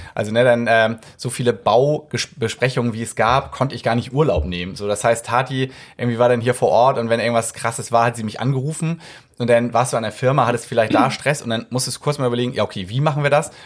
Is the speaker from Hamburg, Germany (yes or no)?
yes; Hamburg, Germany; ich bin Hamburger.